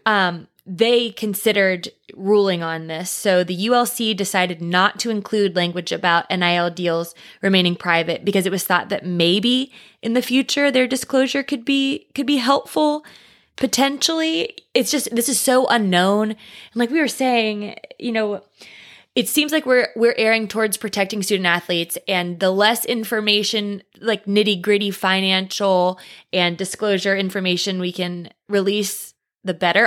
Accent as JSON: {"language": "English", "region": "East Tennessee", "country": "United States", "said": "I'm from East Tennessee and I would call it fixins"}